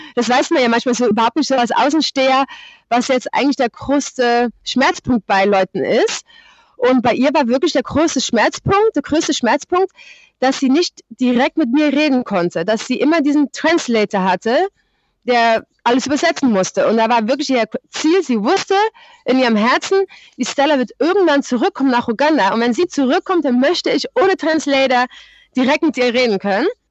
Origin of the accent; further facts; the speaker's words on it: Netherlands; German is a second language; moved away as an adult; also born or lived in Germany; ich bin in Deutschland geboren. Ähm, ich bin aber schon mit sechs Jahren nach Holland umgezogen.